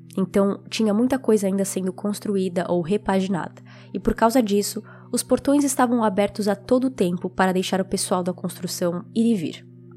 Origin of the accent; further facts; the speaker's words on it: São Paulo, Brazil; now in United States; especificamente em São Paulo, que é de onde eu sou